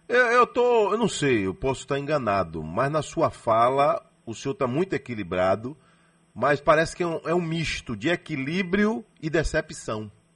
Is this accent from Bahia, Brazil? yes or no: yes; Salvador, Bahia, Brazil; eu nasci em Salvador